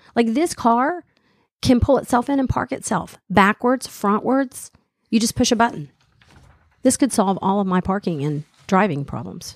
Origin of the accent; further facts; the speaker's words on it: the South, Southern United States, United States; accent: Southern; moved away; also born or lived in Boston; I don't even think I really have, you know, a Southern accent